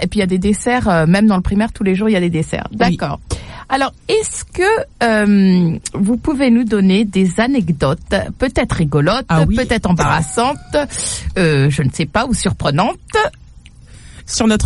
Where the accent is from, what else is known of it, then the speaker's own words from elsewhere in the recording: Paris, Île-de-France, France; Je dis ça en tant que parisienne